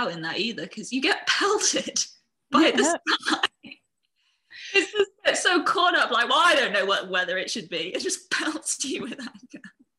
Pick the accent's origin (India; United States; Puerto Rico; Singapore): Singapore; I'm from Singapore.